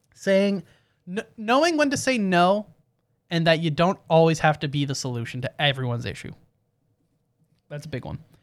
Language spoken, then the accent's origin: English; Canada; we're Canadian